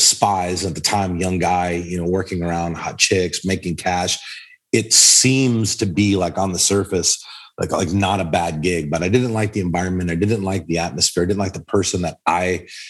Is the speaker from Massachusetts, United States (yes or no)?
yes; Boston, Massachusetts, United States; I'm from Boston, born and raised